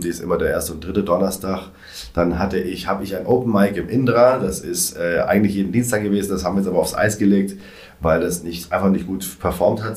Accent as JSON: {"language": "German", "town": "Reutlingen", "region": "Baden-Württemberg", "country": "Germany", "tie": "born or raised there", "also_born_or_lived": "Stuttgart", "moved": "yes", "said": "Ich komme ursprünglich aus Reutlingen"}